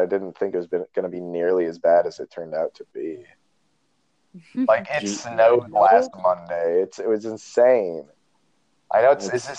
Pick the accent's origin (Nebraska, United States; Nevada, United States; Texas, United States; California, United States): Nevada, United States; Reno; I'm from Reno, same as Dylan.